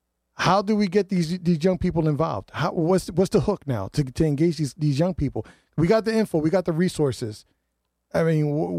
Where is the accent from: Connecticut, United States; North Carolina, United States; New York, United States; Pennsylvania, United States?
Connecticut, United States; New Haven; I grew up in Newhallville.